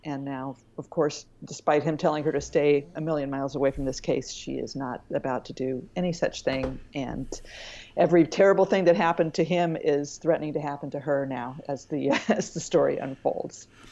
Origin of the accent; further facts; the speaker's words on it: Santa Barbara, California, United States; also born or lived in Bay Area; I grew up in Santa Barbara